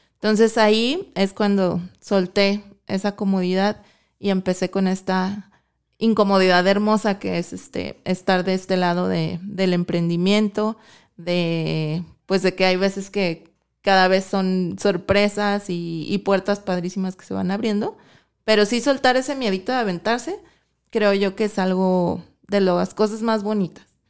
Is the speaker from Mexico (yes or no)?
yes; Mexico City, Mexico; moved away as an adult; now in Guadalajara, Mexico; soy de la Ciudad de México, me vine yo a los 18 años a estudiar para acá y pues ya, me quedé aquí en, Guadalajara